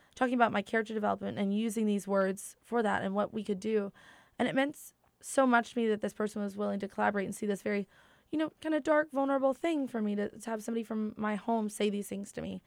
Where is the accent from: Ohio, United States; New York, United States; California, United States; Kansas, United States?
Ohio, United States; Proctorville; moved away; also born or lived in Huntington, West Virginia; I'm from a small town, like, I went to school in, like, Proctorville, Ohio, and we both met and pretty much were, grew up as adults in Huntington, West Virginia